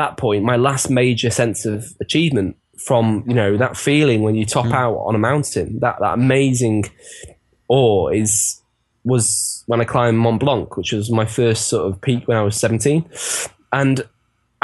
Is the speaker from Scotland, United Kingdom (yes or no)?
no; Chester, North West England, United Kingdom; my hometown, Chester